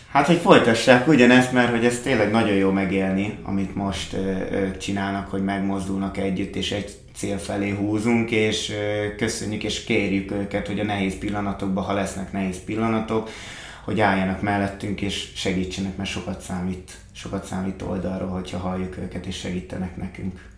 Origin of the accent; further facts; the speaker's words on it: Hungary; fiatalok, magyarok vagyunk